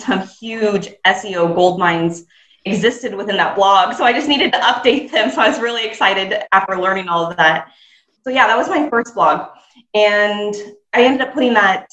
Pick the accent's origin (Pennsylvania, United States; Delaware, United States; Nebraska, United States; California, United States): Nebraska, United States; my home state of Nebraska in the US.